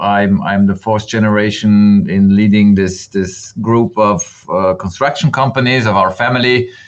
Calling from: Bregenz, Vorarlberg, Austria; English is a second language; I'm stepping in from Bregenz, Austria, right at the German-Swiss border in the heart of Europe.

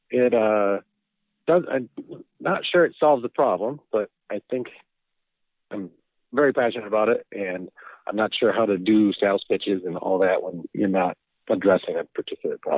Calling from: New York, United States; Uh, Western New York.

